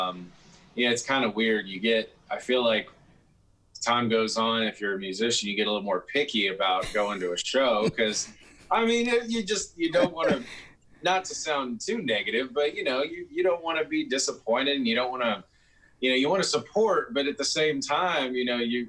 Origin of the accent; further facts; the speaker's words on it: Kingsville, Texas, United States; moved away as an adult; also born or lived in Northwest Arkansas; now in Nashville, United States; I am from the Coastal Bend, Kingsville, King Ranch area